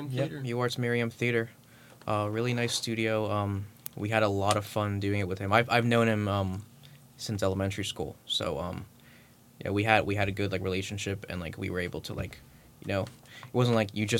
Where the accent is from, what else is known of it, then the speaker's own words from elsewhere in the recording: Ventnor City, New Jersey, United States; I'm from Ventnor, New Jersey, which is a town right outside of Atlantic City.